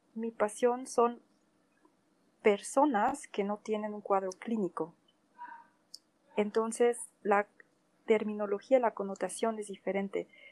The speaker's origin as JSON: {"language": "Spanish", "country": "Mexico", "tie": "born or raised there", "also_born_or_lived": "Spain / France / Portugal", "moved": "as an adult", "lives_now": "Germany", "said": "nací en México, en una familia alemana, bueno, bávara alemana"}